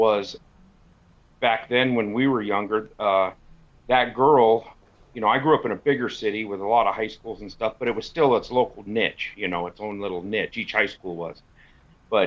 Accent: Eastern Washington, United States; moved away; my hometown in Eastern Washington

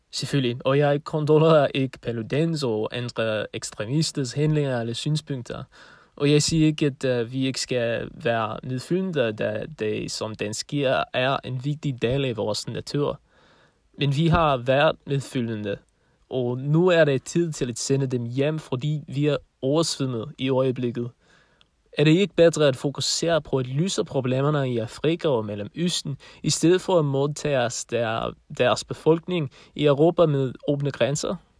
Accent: Denmark

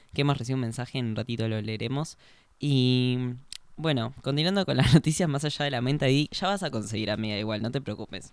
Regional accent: Argentina; unirnos como argentinos

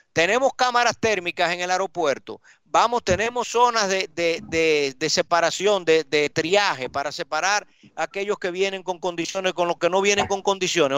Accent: Dominican Republic

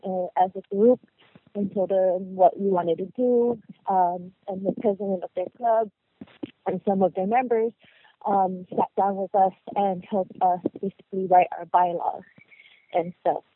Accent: the Bay Area, California, United States; moved away; we're from the Bay

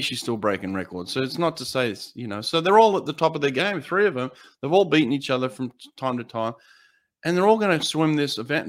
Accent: United States; I'm American

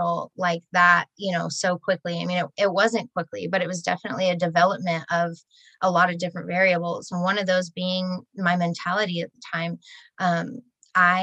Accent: Murray, Utah, United States; also born or lived in Sandy, Utah; now in St. George, United States; I was born in Sandy. Raised Uh-oh. In Murray, but only until I was about 7

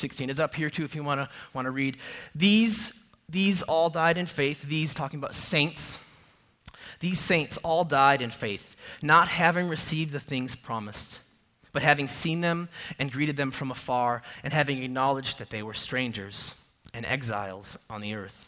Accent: a suburb of Minneapolis, Minnesota, United States; now in Arizona, United States; I grew up in a suburb of the Twin Cities in Minnesota, a suburb of Minneapolis

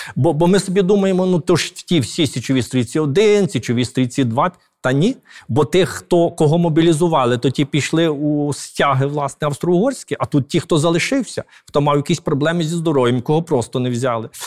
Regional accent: Galicia, Ukraine; ми галичани

